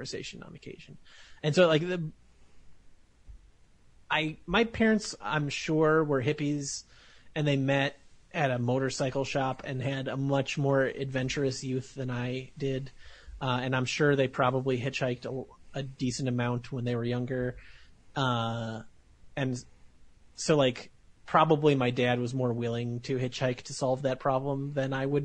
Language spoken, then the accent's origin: English; Morris, Illinois, United States; we used to do a lot of cross-country trips when I was a kid from Morris, Illinois